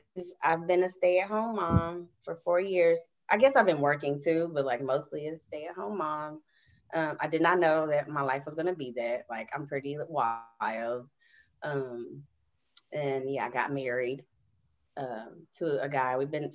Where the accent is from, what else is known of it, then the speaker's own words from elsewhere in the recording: Houston, Texas, United States; also born or lived in Decatur, Illinois; I was born in Decatur, Illinois. Grew up Houston, and I've lived in a lot of places, y'all.